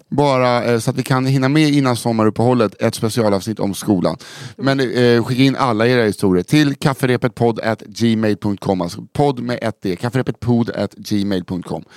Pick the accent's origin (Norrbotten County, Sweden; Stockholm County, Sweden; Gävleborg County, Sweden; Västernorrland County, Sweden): Stockholm County, Sweden; Stockholm; när jag växte upp på Söder